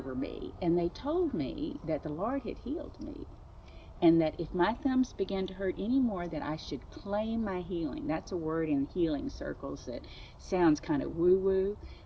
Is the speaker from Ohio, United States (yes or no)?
no; Rockport, Texas, United States; I'm from Rockport, Texas.